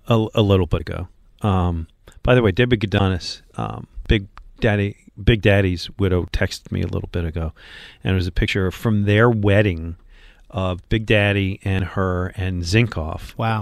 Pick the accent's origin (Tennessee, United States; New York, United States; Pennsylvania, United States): New York, United States; Buffalo; moved away as an adult; also born or lived in Detroit; now in Philadelphia, United States; I grew up in Buffalo